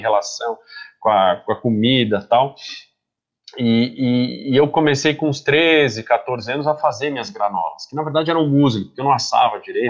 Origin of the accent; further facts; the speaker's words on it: Brazil; moved away as an adult; sou brasileiro